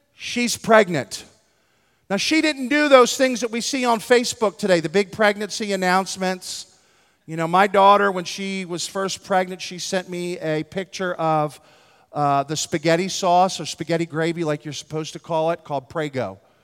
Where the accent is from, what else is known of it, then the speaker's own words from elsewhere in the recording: Philadelphia, Pennsylvania, United States; I'm from Philadelphia, in West Philadelphia, born and raised